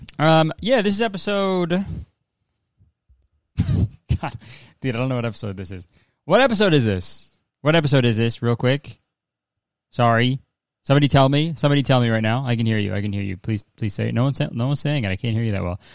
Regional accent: Canada; I'm Canadian

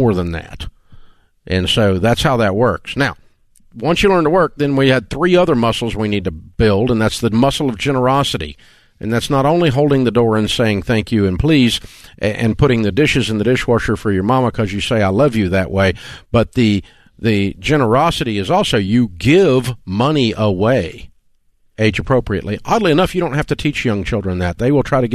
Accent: the South, United States; We're from the South

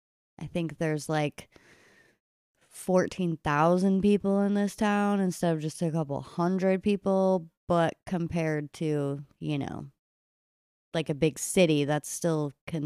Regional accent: Kentucky, United States; We're actually from Kentucky

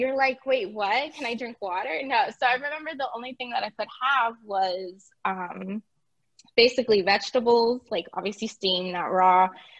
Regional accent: California, United States; born there; also born or lived in Puerto Rico; I was born in California. Me and my parents moved to Puerto Rico, in 2001, towards the end.

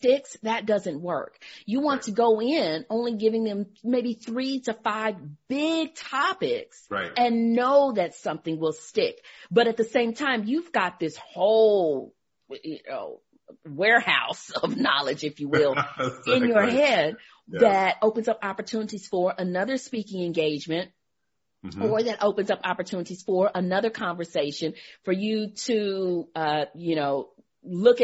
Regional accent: Beaumont, Texas, United States; I'm originally from Beaumont too

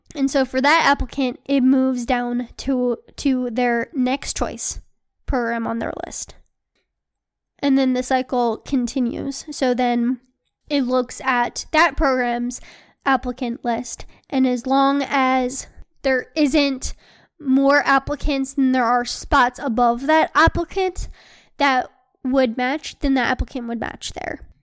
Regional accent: Philadelphia, Pennsylvania, United States; moved away; I matched at a program in Philly, uh, which is where I'm from

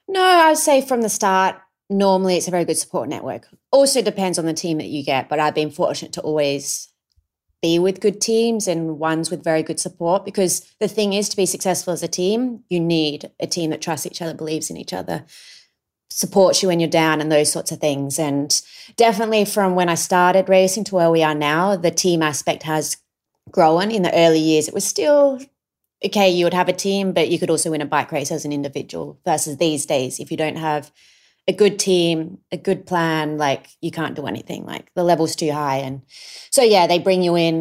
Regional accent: Adelaide Hills, South Australia, Australia; we grew up in the Adelaide Hills

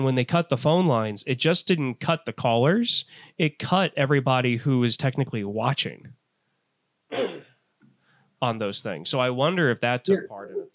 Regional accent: St. Louis, Missouri, United States; growing up in St. Louis and being a huge baseball fan

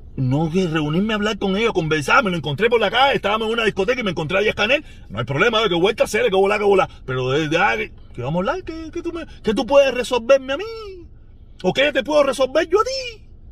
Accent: Cuba; moved away; todos somos cubanos

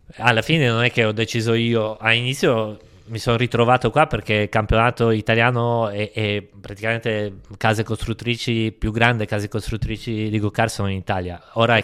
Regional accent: Poland; Io sono nato sette dicembre, in Polonia

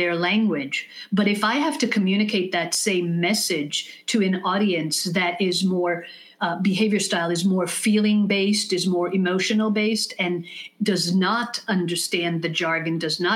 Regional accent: Israel; first language English; moved away as an adult; now in United States; having been born here and English being my mother tongue and moving to Israel when I was 6 years old

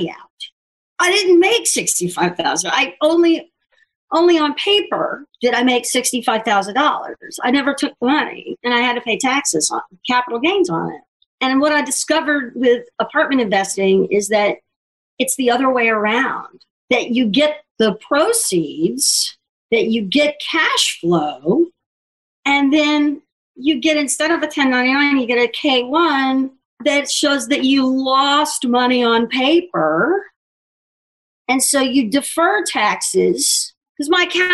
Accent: Houston, Texas, United States; moved away as an adult; also born or lived in Mississippi / Dallas / Lubbock; now in New York, United States; I moved to Houston when I was small. And so I grew up in Houston and a little bit in Dallas

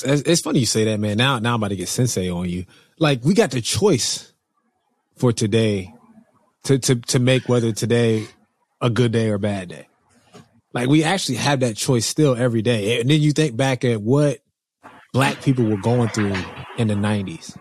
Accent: New Jersey, United States; I'm from New Jersey

